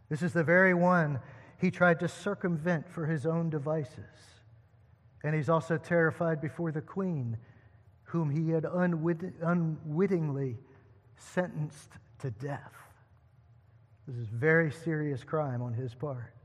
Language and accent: English; United States; we as American Christians